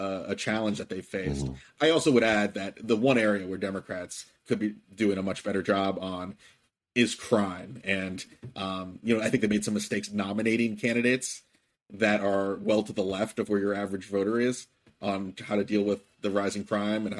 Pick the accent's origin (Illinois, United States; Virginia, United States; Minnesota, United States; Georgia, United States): Virginia, United States; My home state of Virginia